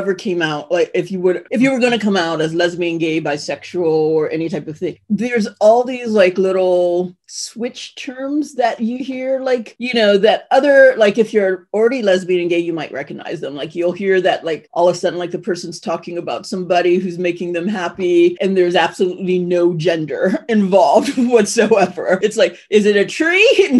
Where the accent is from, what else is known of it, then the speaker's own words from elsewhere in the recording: Ohio, United States; I'm from Ohio, but I have a speech defect.